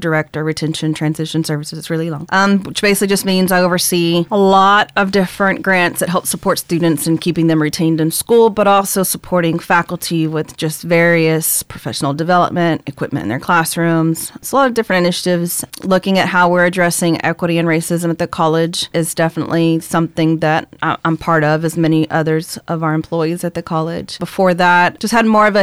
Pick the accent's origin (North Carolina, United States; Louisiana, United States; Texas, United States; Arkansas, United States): Texas, United States; Baytown; I grew up in Section 8 housing all over Baytown